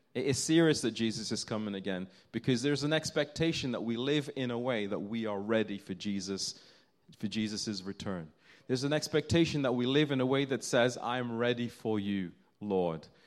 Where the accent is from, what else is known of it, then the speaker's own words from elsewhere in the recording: United Kingdom; as British people.